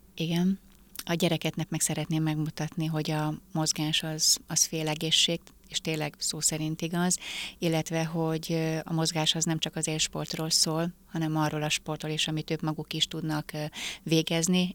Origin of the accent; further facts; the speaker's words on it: Hungary; Egyedüli magyarként